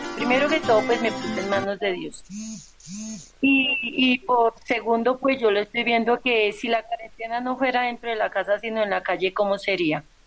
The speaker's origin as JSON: {"language": "Spanish", "region": "Santander", "country": "Colombia", "said": "Yo soy de, de Santander Nacional"}